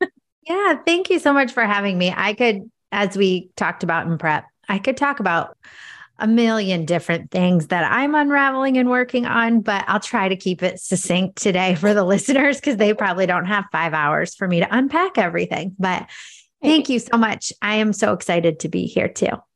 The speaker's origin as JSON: {"language": "English", "town": "Cascade", "country": "United States", "said": "I'm from Cascade, which is a population of about 2,500"}